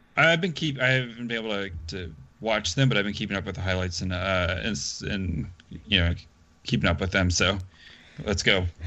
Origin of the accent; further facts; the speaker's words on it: the South, United States; I'm from the South